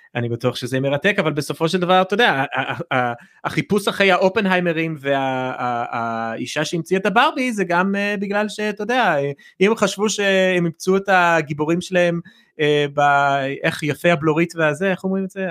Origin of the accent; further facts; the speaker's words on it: United States; בתור אמריקאי